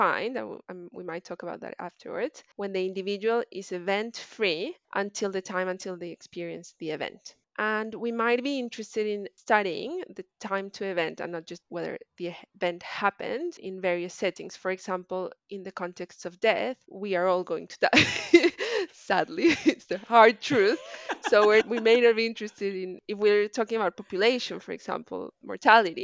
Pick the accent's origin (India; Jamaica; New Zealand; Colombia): Colombia; English is a second language; moved away as an adult; also born or lived in France; now in Melbourne, Australia; I did my PhD in France, and I'm from Colombia, so I moved around a bit